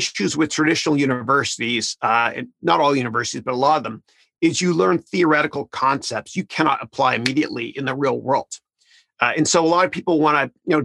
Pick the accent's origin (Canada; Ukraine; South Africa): Canada; moved away; I'm from Canada originally.